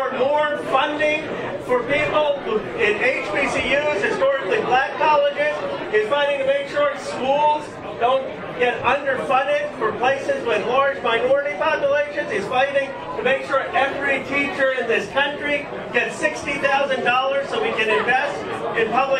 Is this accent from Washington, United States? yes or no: no; Philadelphia, Pennsylvania, United States; now in California, United States; When I grew up, I was born in Philadelphia. My parents are immigrants.